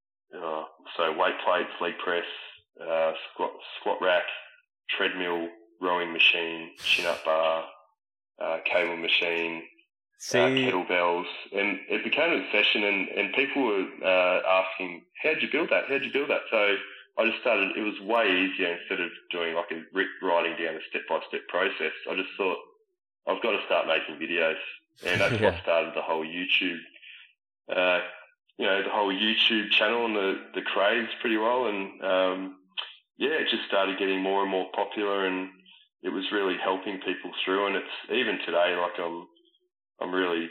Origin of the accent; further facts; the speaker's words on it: Echuca, Victoria, Australia; moved away; I ended up moving back to my hometown in Echuca for a few months